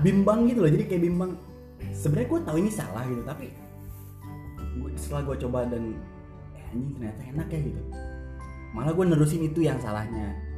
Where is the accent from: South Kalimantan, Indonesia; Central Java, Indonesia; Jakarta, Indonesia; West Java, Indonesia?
West Java, Indonesia; Bogor; gue dari SD di Bogor gitu SD Bogor SMP Bogor sampai SMA gue Bogor